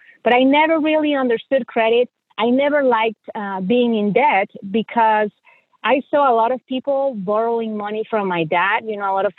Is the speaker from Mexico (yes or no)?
yes; Mexico; moved away as an adult; also born or lived in Missouri; now in United States; I am originally from Mexico. So I was born and raised in Mexico. I immigrated to the United States about 17 years ago because I married my husband and he's from here.